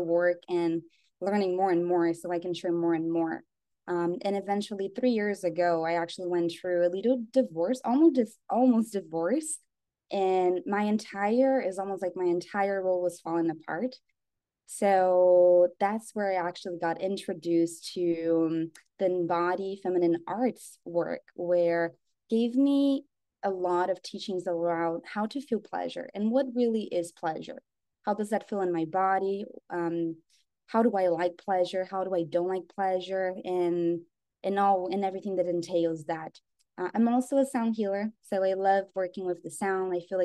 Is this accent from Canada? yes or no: no; Brazil; also born or lived in United States; I was actually born in the United States, but I grew up in Brazil